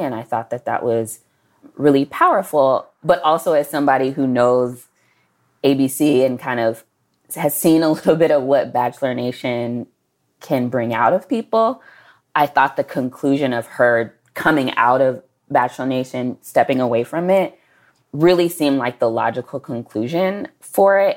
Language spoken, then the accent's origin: English; Dallas, Texas, United States; we are both from Dallas